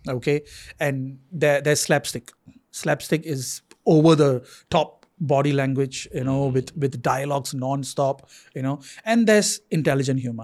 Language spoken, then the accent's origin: English; Singapore; as a Singaporean